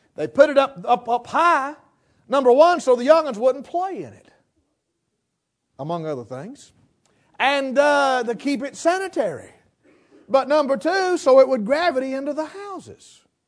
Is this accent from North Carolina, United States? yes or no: yes; western North Carolina, United States; I was raised here in West North Carolina